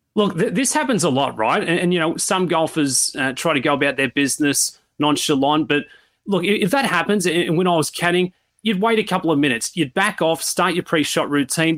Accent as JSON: {"language": "English", "town": "Sydney", "region": "New South Wales", "country": "Australia", "moved": "yes", "said": "I, I come from Sydney"}